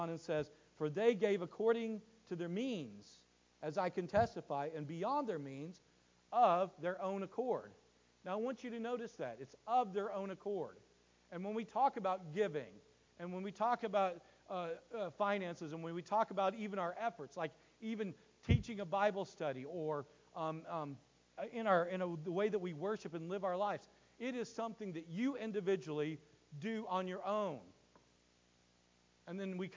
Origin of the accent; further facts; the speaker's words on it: United States; I look at my life as an American. I live in America. I have an American worldview